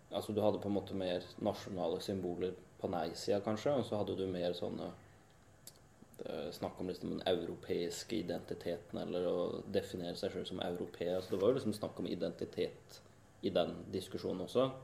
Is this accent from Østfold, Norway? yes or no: yes; Indre Østfold, Norway; moved away; den eh, delen av landet jeg kommer fra, fra Indre Østfold